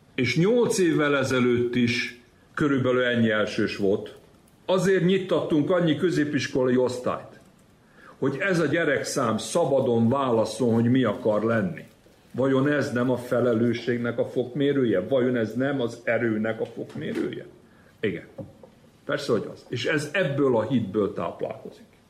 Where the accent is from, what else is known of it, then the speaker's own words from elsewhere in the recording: Vojvodina, Serbia; Én mindig vajdasági magyarnak éltem meg magam, és úgy is vallom